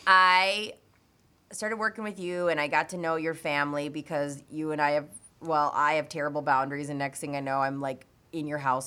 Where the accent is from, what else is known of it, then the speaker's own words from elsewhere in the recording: Williston, North Dakota, United States; We were from Williston, North Dakota